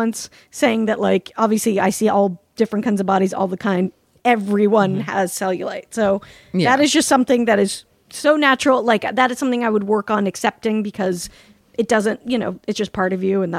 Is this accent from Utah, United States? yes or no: yes; Salt Lake City, Utah, United States; They call it fry sauce in Utah, and apparently I'm from Salt Lake City, originated there, the United States version fry sauce.